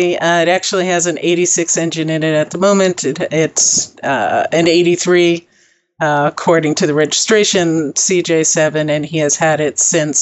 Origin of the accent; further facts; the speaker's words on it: New York, United States; born there; moved away as an adult; also born or lived in Texas / New Mexico / California; I was born in New York. Traveled a lot. I left with a backpack, literally. When I was 18, traveled around the world.